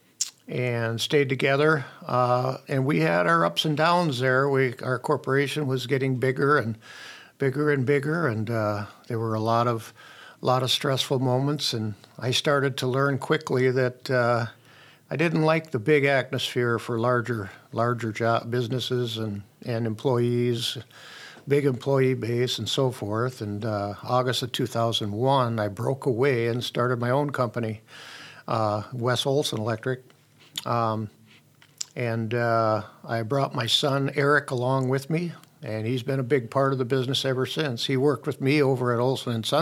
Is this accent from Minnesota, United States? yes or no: yes; Monticello, Minnesota, United States; I was born and raised in Monticello